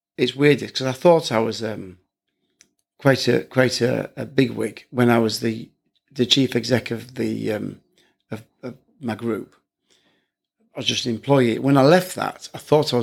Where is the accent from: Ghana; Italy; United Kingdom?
United Kingdom; York, Yorkshire and the Humber; moved away; also born or lived in Shropshire; where I'm from York originally, I was living down in Shropshire